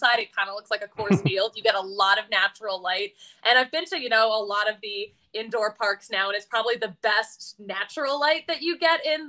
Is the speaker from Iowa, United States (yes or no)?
no; Philadelphia, Pennsylvania, United States; moved away; also born or lived in Hartford; I'm from Philly originally